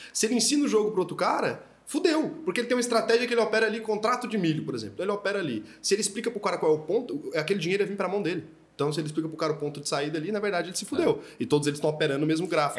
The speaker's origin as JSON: {"language": "Portuguese", "country": "Brazil", "said": "eu como brasileiro, e putz, eu quero viver aqui para sempre, eu não quero mudar daqui"}